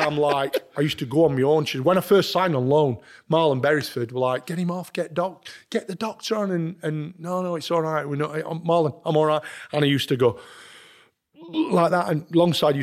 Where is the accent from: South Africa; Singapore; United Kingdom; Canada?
United Kingdom; Sheffield, Yorkshire and the Humber; Sheffield United banned me from my hometown club.